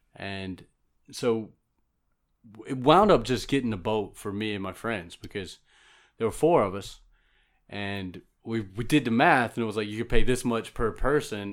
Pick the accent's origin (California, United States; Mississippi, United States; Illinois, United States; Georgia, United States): Georgia, United States; South; I'm from South Georgia, so I've been around animals a lot